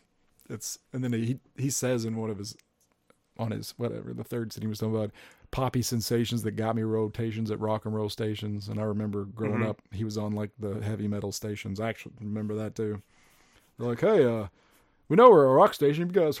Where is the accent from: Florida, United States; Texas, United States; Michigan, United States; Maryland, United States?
Texas, United States; Peaster; growing up in Peaster where I did, it was definitely a different scene.